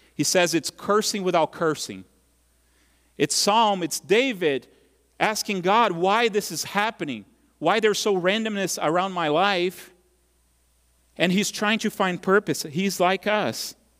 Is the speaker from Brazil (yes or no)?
yes; Brazil; now in United States; when I was a kid growing up in Brazil